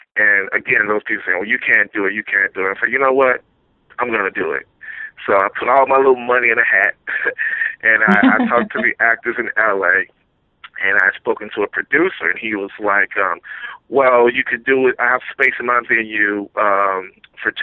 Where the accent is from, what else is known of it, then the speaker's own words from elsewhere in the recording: Louisiana, United States; now in East Coast, United States; I'm originally from Louisiana, so I don't think I have an accent, but everybody keeps telling me I still have my accent there out here on the East Coast